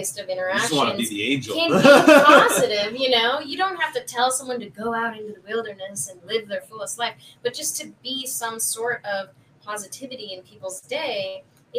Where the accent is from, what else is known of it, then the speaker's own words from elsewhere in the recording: Chicago, Illinois, United States; I'm from Chicago